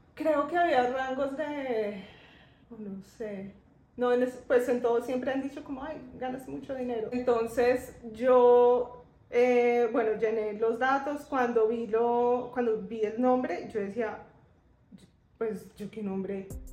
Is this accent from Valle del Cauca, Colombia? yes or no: no; Bogotá, Colombia; moved away as an adult; now in Medellín, Colombia; yo soy de Bogotá.